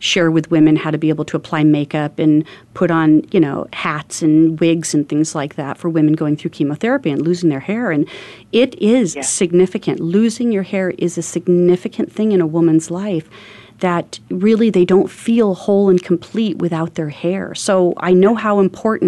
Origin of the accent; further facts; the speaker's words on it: Phoenix, Arizona, United States; I grew up in North Phoenix, very north end of town before Phoenix was grown as much as it is.